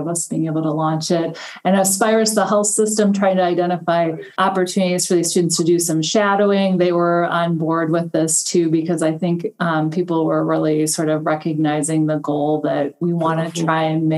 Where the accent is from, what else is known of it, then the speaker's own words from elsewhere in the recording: Wisconsin, United States; also born or lived in Duluth, Minnesota; I'm originally from Wisconsin